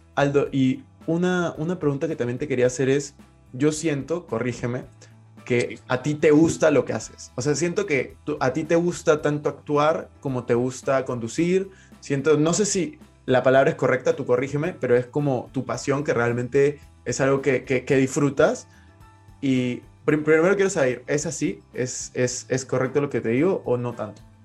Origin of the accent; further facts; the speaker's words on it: Peru; yo, yo soy de Perú